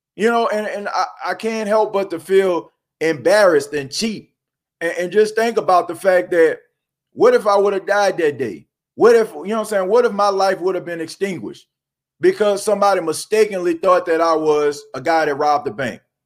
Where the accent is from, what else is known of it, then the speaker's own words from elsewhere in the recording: New Orleans, Louisiana, United States; growing up in New Orleans